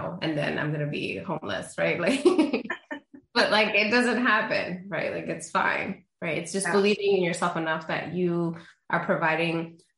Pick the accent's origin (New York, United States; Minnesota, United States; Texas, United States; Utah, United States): New York, United States; New York City; first language Spanish; English is a second language; also born or lived in Honduras; I've grew up in New York City